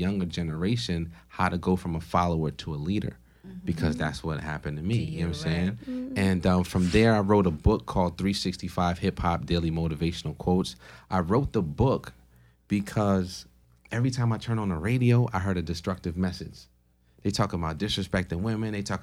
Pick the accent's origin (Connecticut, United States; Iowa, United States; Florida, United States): Connecticut, United States; Stamford; also born or lived in Port-au-Prince, Haiti; I was born in Port-au-Prince, Haiti, raised in Stanford, Connecticut.